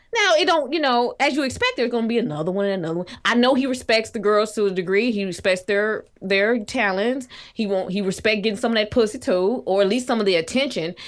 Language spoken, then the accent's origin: English; Little Rock, Arkansas, United States; I'm from Little Rock